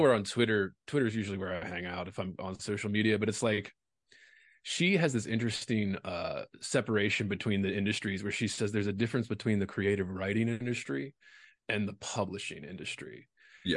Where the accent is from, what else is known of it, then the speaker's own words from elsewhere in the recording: Baltimore, Maryland, United States; moved away as an adult; also born or lived in Louisiana; now in Las Vegas, United States; I'm from Baltimore originally. I did. I went to undergrad in Baltimore